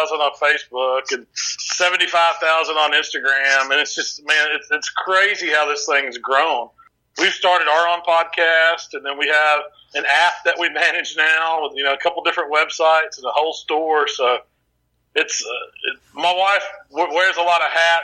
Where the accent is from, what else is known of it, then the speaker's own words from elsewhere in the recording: the South, Mississippi, United States; we're from the South, and our families, both of our families are, you know, centric around the kitchen